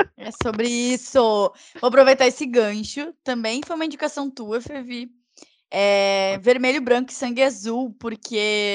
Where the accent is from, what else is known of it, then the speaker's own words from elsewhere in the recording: Porto Alegre, Rio Grande do Sul, Brazil; accent: porto-alegrense; eu fiz um sotaque super porto-alegrense